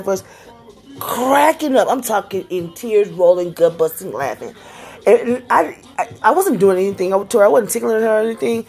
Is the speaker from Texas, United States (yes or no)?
yes; Houston, Texas, United States; also born or lived in Acres Homes, Houston; now in Spring, United States; I'm from Greens Point, and my two oldest kids from Greens Point. That's what we claim as our hood